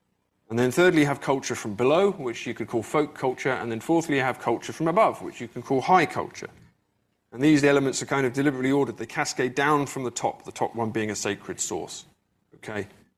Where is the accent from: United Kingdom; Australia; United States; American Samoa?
United Kingdom; England; So I grew up in England, but my family always moved around. I don't have a hometown I can go back